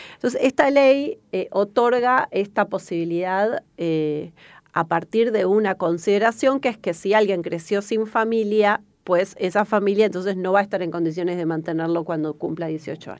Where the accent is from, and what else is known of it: Argentina